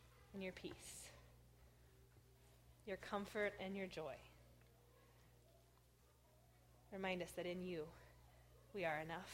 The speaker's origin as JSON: {"language": "English", "town": "Corvallis", "region": "Oregon", "country": "United States", "tie": "born or raised there", "said": "My hometown has a parade. It's a very liberal parade. very liberal town. It's a Christmas parade only by name. Every year I call it the Corvallis Agenda"}